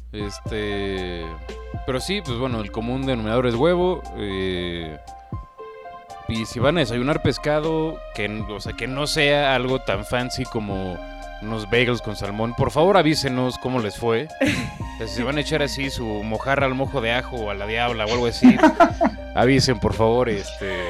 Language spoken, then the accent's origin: Spanish; Mexico; viviendo en México, siendo mexicano